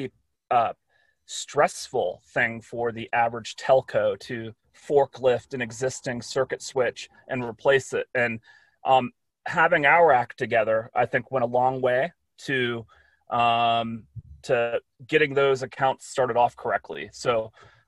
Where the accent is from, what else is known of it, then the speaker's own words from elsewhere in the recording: Reston, Virginia, United States; moved away; I grew up in Northern Virginia